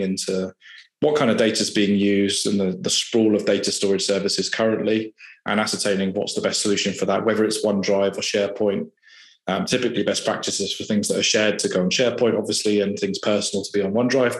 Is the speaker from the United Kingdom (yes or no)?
yes; Farnborough, South East England, United Kingdom; I grew up in Farnborough and born and raised there